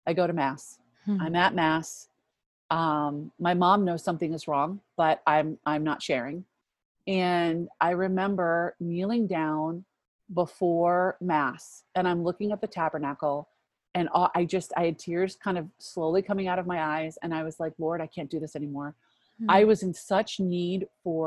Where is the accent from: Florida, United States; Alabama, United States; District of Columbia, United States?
District of Columbia, United States; DC; I grew up outside of Washington, DC